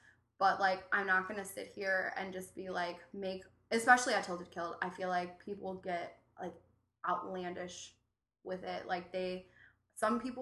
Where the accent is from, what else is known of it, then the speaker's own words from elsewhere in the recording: Cleveland, Ohio, United States; now in Chicago, United States; I'm from Cleveland